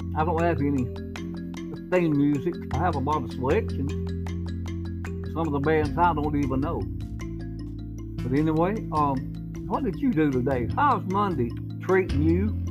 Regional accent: United States; I'm an American.

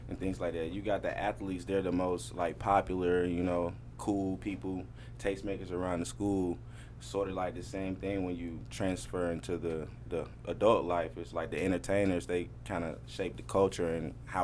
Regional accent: Atlanta, Georgia, United States; I'm from Atlanta

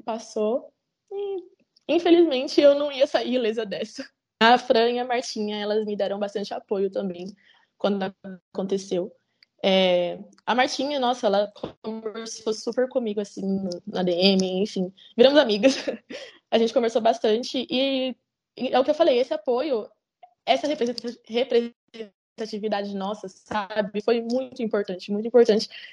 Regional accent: Campinas, São Paulo, Brazil; Eu sou do interior, né? Eu sou de Campinas.

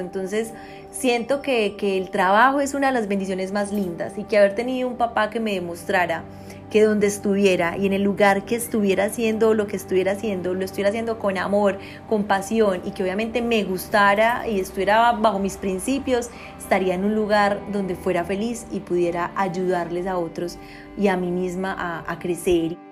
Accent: Copacabana, Antioquia, Colombia; me crié en Copacabana

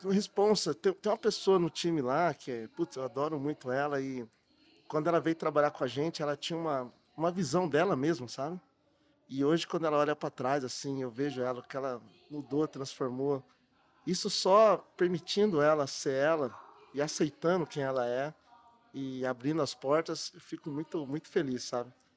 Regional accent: Matão, São Paulo, Brazil; now in São Paulo, Brazil; sou lá de Matão, interior de São Paulo, mas eu morei 18 anos, Matão. Morei 18 anos aqui na capital

